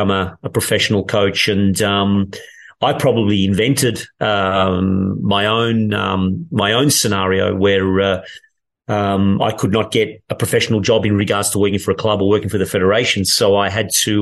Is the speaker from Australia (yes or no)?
yes; Melbourne, Victoria, Australia; moved away as an adult; also born or lived in England; now in Turin, Italy; growing up in Australia